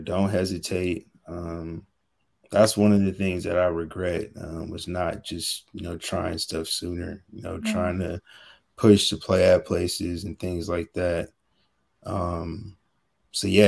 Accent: California, United States; also born or lived in Washington, D.C.; I'm from California

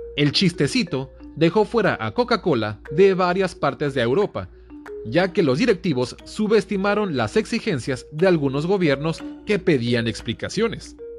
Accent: Mexicali, Baja California, Mexico; soy de Mexicali, entonces, aquí Mexicali es frontera con Calexico, California

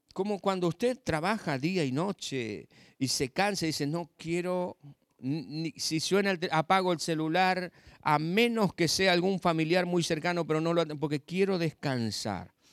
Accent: southern Buenos Aires Province, Argentina; now in La Pampa, Argentina; soy nacido en la provincia de Buenos Aires, al sur de la provincia de Buenos Aires, nada que ver con, con el AMBA ni con la capital federal, no soy porteño, soy campesino, y hace 34 años, 35 que estoy en La Pampa

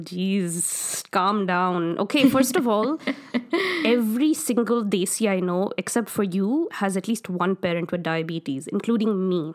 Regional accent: India; moved away as an adult; now in Canada; not that it makes me any less Indian

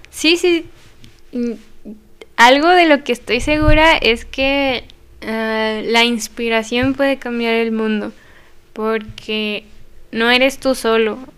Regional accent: Zacatecas, Mexico; que soy zacatecana

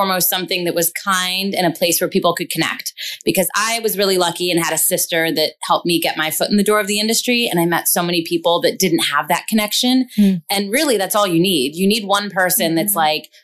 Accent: York, Pennsylvania, United States; moved away as an adult; now in Los Angeles, United States; I hail from York, Pennsylvania, a really small, like small town in Pennsylvania in between Philly and Baltimore

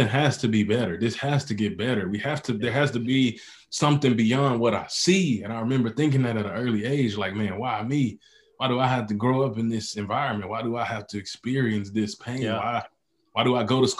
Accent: Mississippi, United States; Then I grew up in Mississippi, which is one of the poorest states

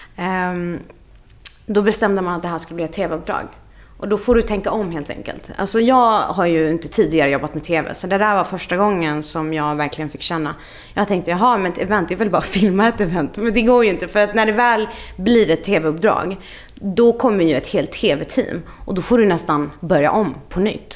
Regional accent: Lund, Skåne, Sweden; moved away as an adult; also born or lived in Iraq / Russia / Stockholm / Dublin; jag är så uppvuxen i Lund och gick eh, gymnasiet där

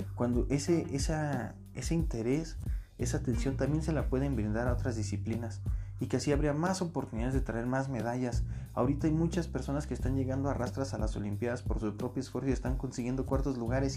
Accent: Mexico; yo soy mexicano de corazón

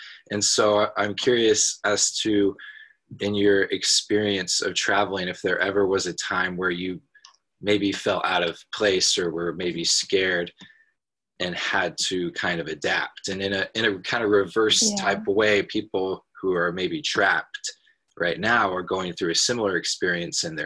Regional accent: Portland, Oregon, United States; I grew up in Portland, Oregon

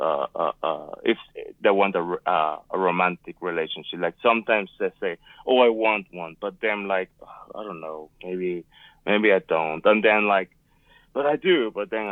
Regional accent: Puerto Rico; also born or lived in Northern Nevada; now in Nevada, United States; I am from Puerto Rico. I am right now living in Northern Nevada.

